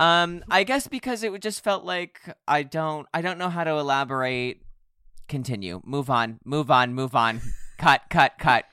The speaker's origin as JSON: {"language": "English", "country": "United States", "said": "I'm also American"}